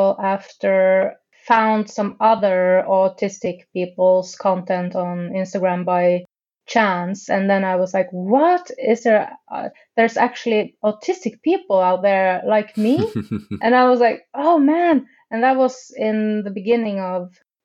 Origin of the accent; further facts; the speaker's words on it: Tromsø, Troms, Norway; also born or lived in London, United Kingdom; now in Oslo, Norway; I'm from Tromsø, and that is the Arctic, actually